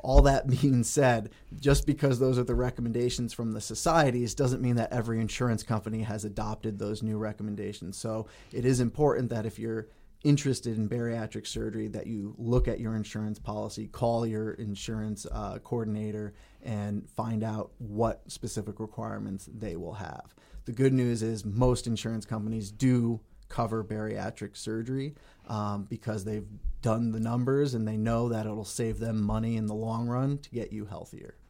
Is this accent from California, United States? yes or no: no; Connecticut, United States; moved away as an adult; also born or lived in Cleveland, Ohio / Allentown, Pennsylvania; now in Bemidji, United States; I grew up in Connecticut